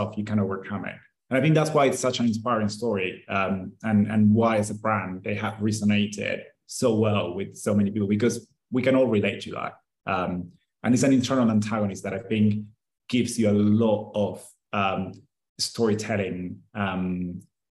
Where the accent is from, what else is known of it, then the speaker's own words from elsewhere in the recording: Argentina; I'm from Argentina